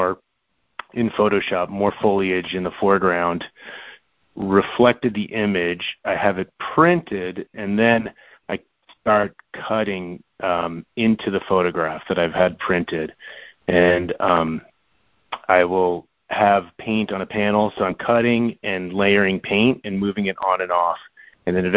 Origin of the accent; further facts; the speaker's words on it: Florida, United States; moved away; also born or lived in New York; I grew up in Florida, so I lived in New York for, you know, quite a while